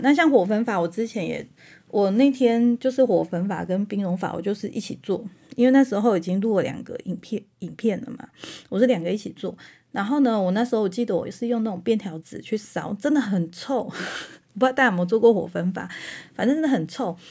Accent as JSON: {"language": "Chinese", "country": "Taiwan", "said": "我们台湾人"}